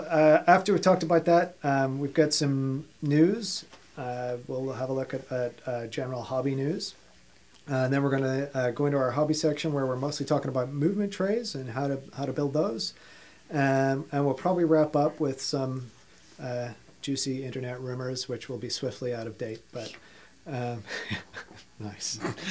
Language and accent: English; Ireland; also born or lived in Australia; now in United States; Yeah, well, yeah, you can't place anything on my accent. Born in Australia, raised in Ireland, living in America.